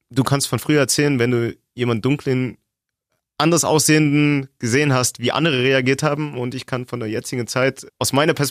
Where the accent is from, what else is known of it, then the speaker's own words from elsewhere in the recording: Germany; Ich bin in Deutschland geboren, ich habe einen deutschen Kindergarten besucht, deutsche Schule, ich zahle deutsche Steuern, ich arbeite hier in Deutschland